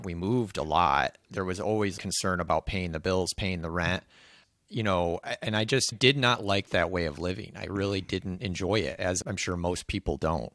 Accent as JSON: {"language": "English", "region": "Michigan", "country": "United States", "tie": "born or raised there", "said": "I grew up here in Michigan. I've lived here for thirty-one years now"}